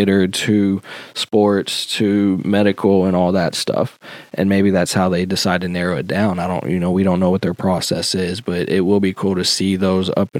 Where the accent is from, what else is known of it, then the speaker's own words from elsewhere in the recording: Louisville, Kentucky, United States; I grew up right next to Southern High School. I grew up right in Okolona